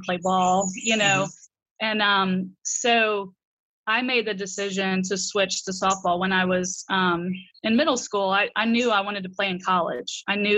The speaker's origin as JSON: {"language": "English", "town": "Albany", "region": "Georgia", "country": "United States", "said": "Yeah, and I'm from the South. I'm a Georgia peach through and through, but I don't really have much of an accent. But you know, it's Albany down there. You know, it's not Albany, New York. It's Albany, Georgia."}